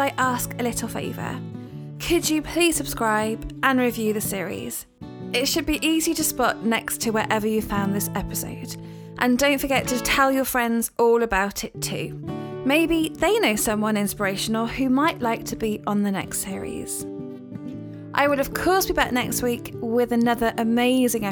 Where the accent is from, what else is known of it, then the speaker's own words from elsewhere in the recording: United Kingdom; moved away; I'm basically from the Cotswolds